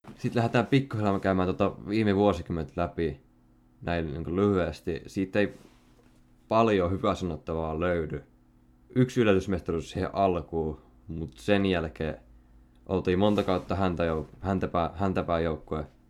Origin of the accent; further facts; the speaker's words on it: Salo, Southwest Finland, Finland; Mä oon Salosta